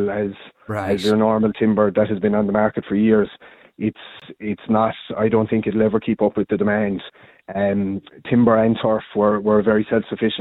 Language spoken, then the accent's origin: English; Hospital, Munster, Ireland; I'm originally from Hospital in County Limerick, so I'm born and bred in the town